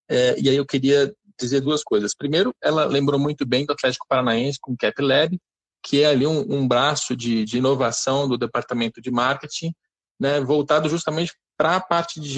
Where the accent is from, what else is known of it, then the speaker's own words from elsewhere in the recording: Rio de Janeiro, Brazil; sou do Rio